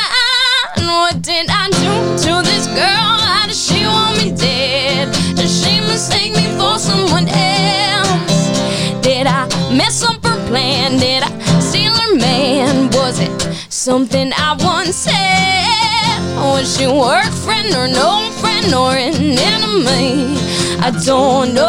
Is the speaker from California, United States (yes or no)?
no; Cutchogue, New York, United States; we're on the North Fork. We're from Cutchogue.